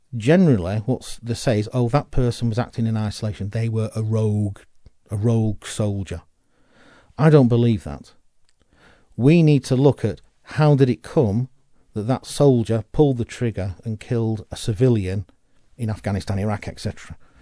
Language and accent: English; United Kingdom; We are British